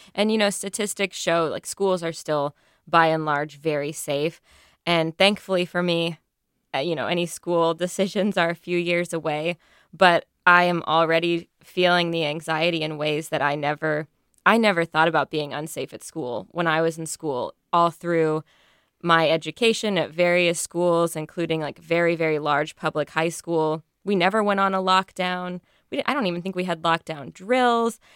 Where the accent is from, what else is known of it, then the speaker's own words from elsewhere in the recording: Texas, United States; also born or lived in Durham, North Carolina; now in North Carolina, United States; I'm from Texas originally, and my mom went to Texas A&M